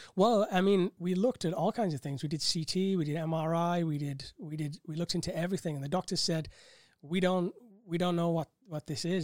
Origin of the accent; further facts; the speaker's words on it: Bolton, North West England, United Kingdom; moved away as an adult; also born or lived in Cambridge; now in Thailand; originally born in Bolton, grew up in quite um, a, a, tumultuous time as a child